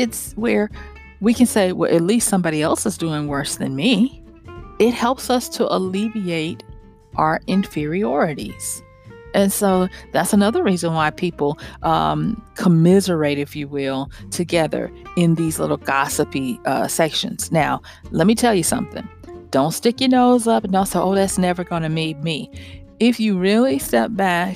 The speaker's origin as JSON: {"language": "English", "region": "the South", "country": "United States", "tie": "born or raised there", "said": "all my siblings and probably a lot of kids growing up in the South"}